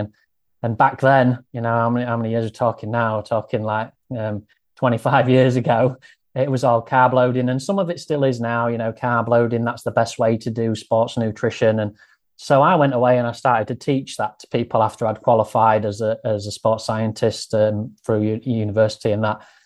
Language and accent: English; Grimsby, Yorkshire and the Humber, United Kingdom; accent: northern; I grew up here and I lived here all of my life